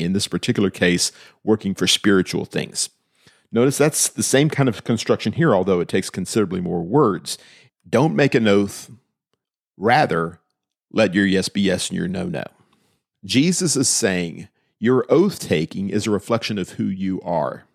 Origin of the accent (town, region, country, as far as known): United States